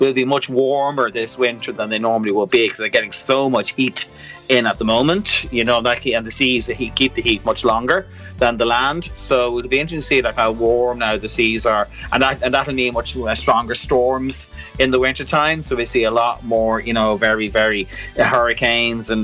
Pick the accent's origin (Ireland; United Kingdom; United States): Ireland; first language Irish; English is a second language